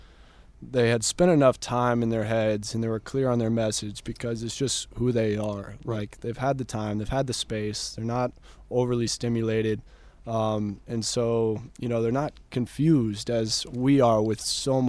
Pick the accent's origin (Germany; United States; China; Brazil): United States; Dripping Springs, Texas; growing up in Dripping Springs, Texas